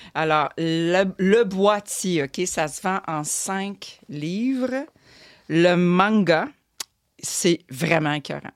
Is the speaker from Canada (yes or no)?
yes; Montreal, Quebec, Canada; Moi, je suis de Montréal